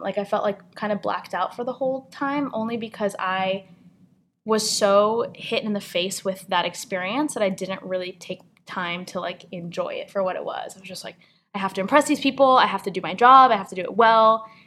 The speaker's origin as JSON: {"language": "English", "town": "San Francisco", "region": "California", "country": "United States", "tie": "born or raised there", "also_born_or_lived": "State College, Pennsylvania", "moved": "as an adult", "said": "Growing up in San Francisco, I just kind of like lived in this really beautiful kind of like liberal bubble of arts and culture"}